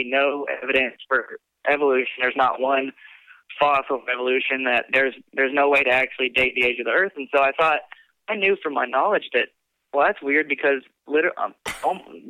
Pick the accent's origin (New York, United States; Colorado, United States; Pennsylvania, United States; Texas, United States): Texas, United States; I was raised in Texas